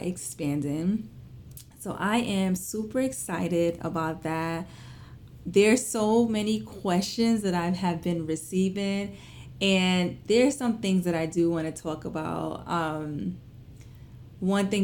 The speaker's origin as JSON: {"language": "English", "town": "New York City", "region": "New York", "country": "United States", "tie": "born or raised there", "said": "I was born and raised in Flatbush, Brooklyn"}